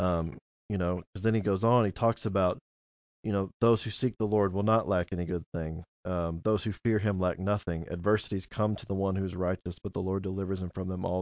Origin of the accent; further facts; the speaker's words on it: Cape Girardeau, Missouri, United States; moved away as an adult; also born or lived in Jackson, Missouri; growing up in Cape, brought me here to Jackson, and I never thought I would get to ever come back home